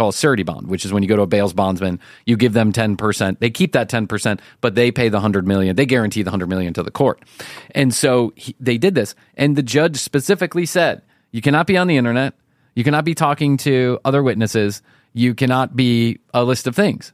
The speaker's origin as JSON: {"language": "English", "country": "United States", "said": "our American eye"}